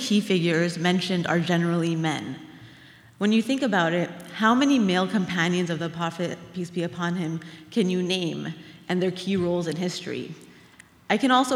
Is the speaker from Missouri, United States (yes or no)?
no; Orange County, California, United States; growing up in Orange County as the only Muslim student